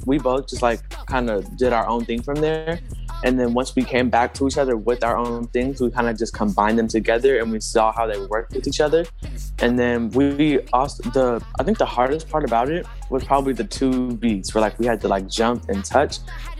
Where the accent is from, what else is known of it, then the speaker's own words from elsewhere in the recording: Houston, Texas, United States; I'm 13 years old. I was also born in Texas, in Houston, Texas, actually. I'm in 8th grade